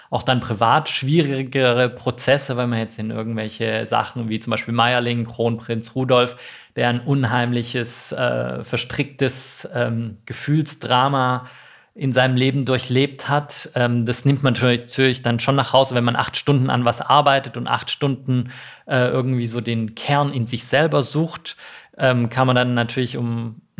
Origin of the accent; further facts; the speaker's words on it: Baden-Württemberg, Germany; Ich bin, bin nicht in Stuttgart äh, aufgewachsen, sondern äh, in der Nähe von Tübingen.